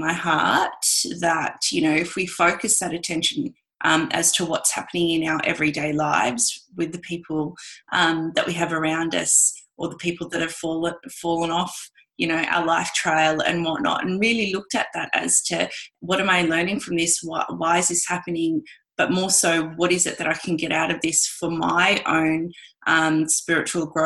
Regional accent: Australia; me being Australian

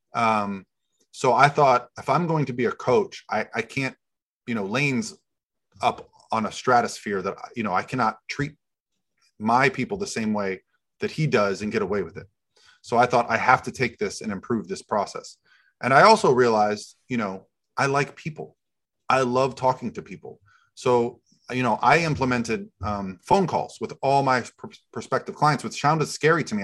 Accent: Florida, United States; I grew up in Florida

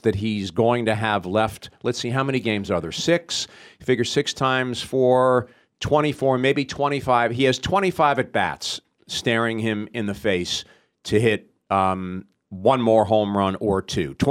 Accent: the New York area, United States; I grew up in the New York area

